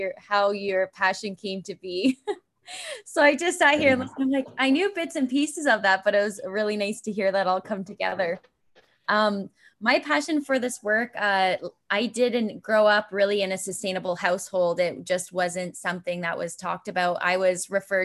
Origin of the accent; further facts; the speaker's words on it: Brantford, Ontario, Canada; I knew I was heading back to Brantford